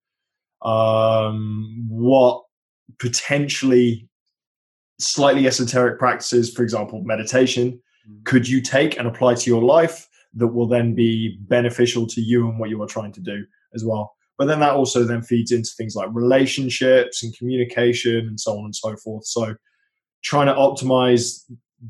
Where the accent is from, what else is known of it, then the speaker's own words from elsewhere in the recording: United Kingdom; being British